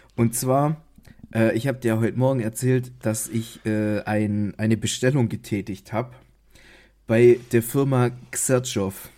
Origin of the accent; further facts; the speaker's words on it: Baden-Württemberg, Germany; ich als Schwabe